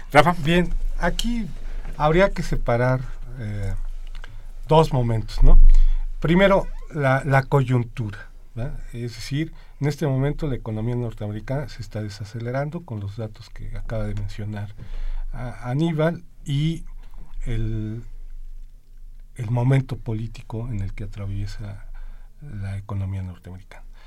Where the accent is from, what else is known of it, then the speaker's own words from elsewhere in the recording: Mexico; nosotros como economía mexicana, como gobierno y como sociedad